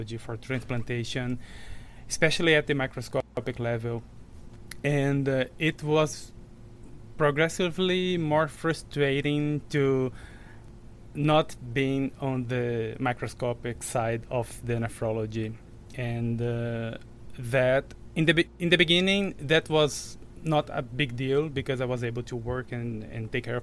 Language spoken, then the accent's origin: English; Rio Grande do Norte, Brazil; moved away as an adult; also born or lived in São Paulo, Brazil; now in Chicago, United States; I am a Brazilian MD. I graduated from Universidade Federal do Rio Grande do Norte in my hometown